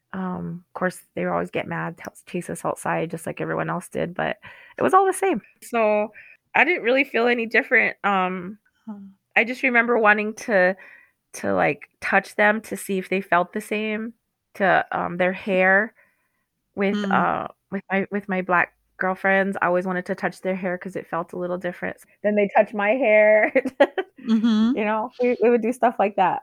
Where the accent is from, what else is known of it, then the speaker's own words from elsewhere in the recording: United States; we didn't really interact with the white people that lived on the reservation